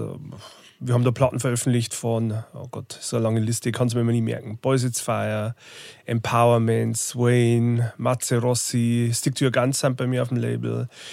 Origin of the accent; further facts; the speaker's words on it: Bodenmais, Bavaria, Germany; moved away as an adult; also born or lived in Regensburg / Munich / Berlin / Zwiesel; Wo ich herkomme, ist, ich komme aus dem Bayerischen Wald. äh, Bodenmeisung